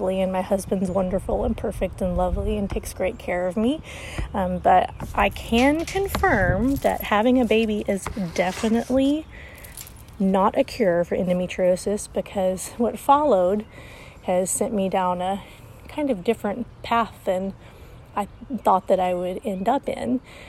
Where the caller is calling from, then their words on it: Arkansas, United States; I'm calling from Arkansas, which is in the United States.